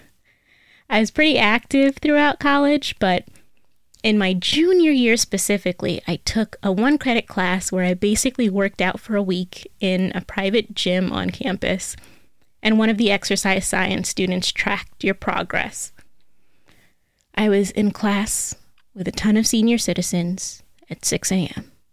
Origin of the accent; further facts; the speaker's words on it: United States; I am American